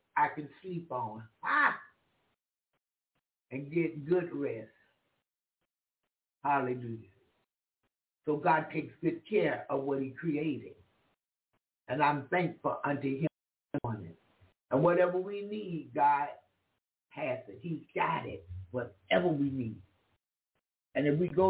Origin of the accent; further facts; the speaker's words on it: Jacksonville, Florida, United States; I'm from Florida. Jacksonville, Florida